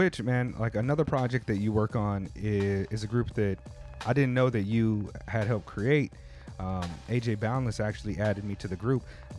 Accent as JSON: {"language": "English", "country": "United States", "moved": "as an adult", "lives_now": "Tokyo, Japan", "said": "I'm American."}